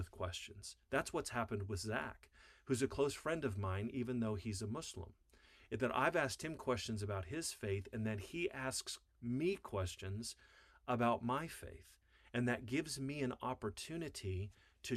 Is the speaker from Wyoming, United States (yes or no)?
yes; Wyoming, United States; I grew up in Wyoming on a farm.